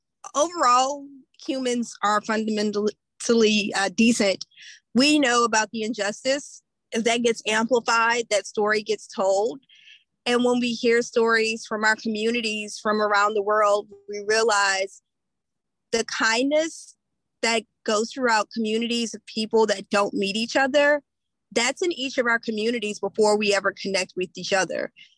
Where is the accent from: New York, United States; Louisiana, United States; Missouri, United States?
Louisiana, United States; In my community, in Louisiana, my home state